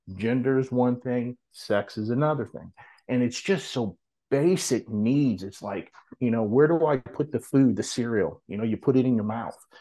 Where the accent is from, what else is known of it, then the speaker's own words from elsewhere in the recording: New Orleans, Louisiana, United States; now in Hattiesburg, United States; originally I'm from New Orleans, but now I live in Hattiesburg, Mississippi